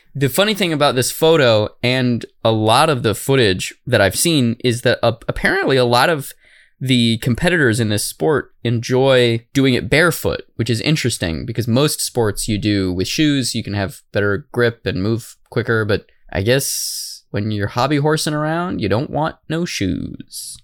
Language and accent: English; Arizona, United States; I'm from Arizona. We don't even have schools there